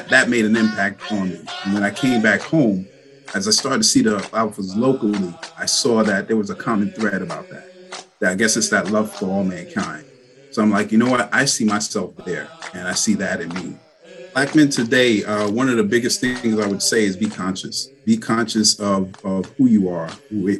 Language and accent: English; New York City, New York, United States; moved away as an adult; now in Long Island, United States; born and raised in Brooklyn, New York